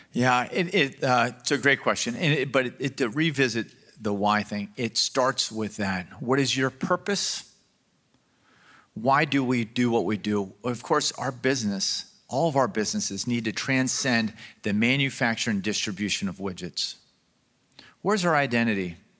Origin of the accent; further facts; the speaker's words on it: Baltimore, Maryland, United States; I grew up in Baltimore, Maryland.